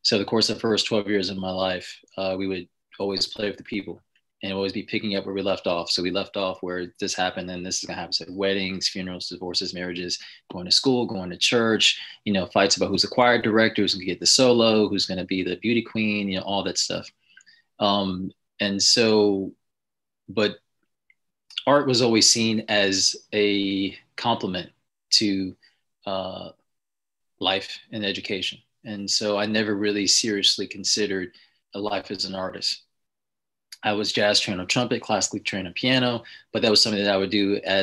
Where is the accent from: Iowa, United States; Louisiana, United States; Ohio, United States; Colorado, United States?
Ohio, United States; I'm from Ohio. I grew up in a small farm town where they shot Shawshank Redemption